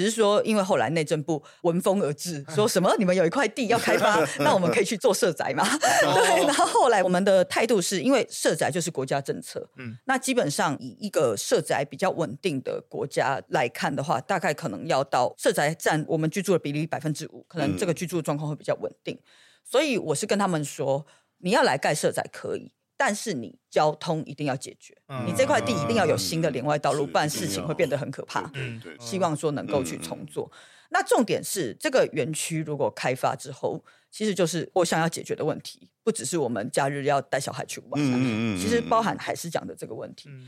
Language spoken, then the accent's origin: Chinese; Xizhi, New Taipei, Taiwan; 因为还是是土生土长细致人，就知道细致人已经被这个议题诈骗了二十年之久，至少二十年之。